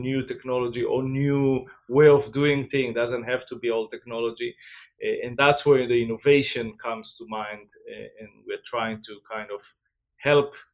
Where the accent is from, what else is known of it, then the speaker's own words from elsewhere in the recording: Israel; moved away as an adult; also born or lived in Asia / Latin America; now in New Jersey, United States; I'm from originally from Israel, where I grew